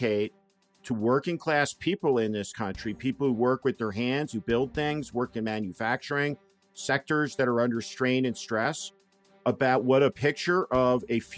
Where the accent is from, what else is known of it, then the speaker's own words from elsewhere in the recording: East Coast, United States; now in California, United States; I grew up on the East Coast